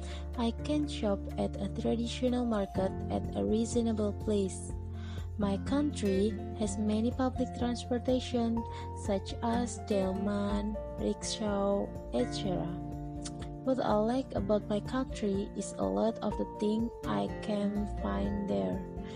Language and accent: English; Lamongan, East Java, Indonesia; born or raised there